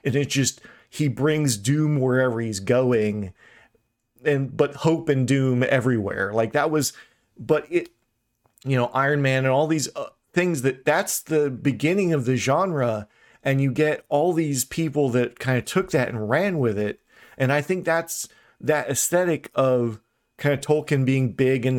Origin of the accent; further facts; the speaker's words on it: Brazil; I'm from Brazil